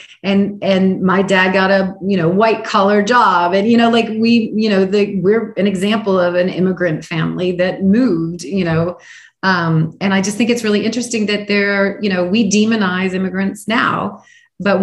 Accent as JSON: {"language": "English", "town": "Chicago", "region": "Illinois", "country": "United States", "said": "as a Chicagoan"}